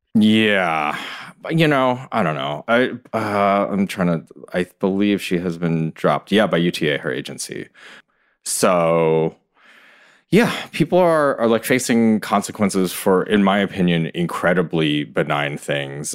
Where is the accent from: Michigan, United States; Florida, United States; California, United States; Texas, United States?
Michigan, United States; Ann Arbor; moved away as an adult; also born or lived in New York; I grew up in Ann Arbor